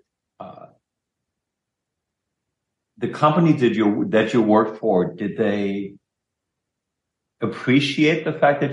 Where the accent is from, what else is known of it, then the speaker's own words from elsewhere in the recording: Germany; moved away; I'm not American, because I'm German, even though I'm a very Americanized German